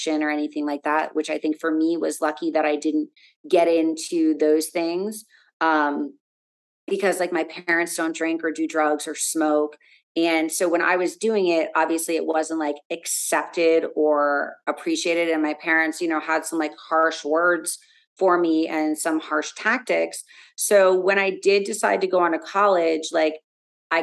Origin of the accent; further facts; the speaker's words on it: South Florida, United States; growing up in South Florida, it was very easy, you know, being around here